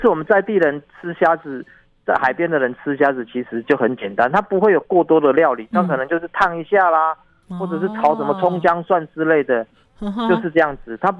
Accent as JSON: {"language": "Chinese", "region": "Yilan County", "country": "Taiwan", "said": "我们宜兰湾盛产的。"}